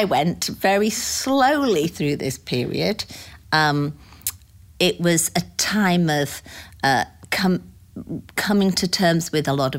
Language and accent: English; United Kingdom; moved away as an adult; also born or lived in Phoenix, Arizona / Pawleys Island, South Carolina / Greenville, South Carolina; now in United States; I was born in the United Kingdom 60 years ago to some great parents, and I have one sister. I lived there for about 45 years this time round, and moved to the United States in 2004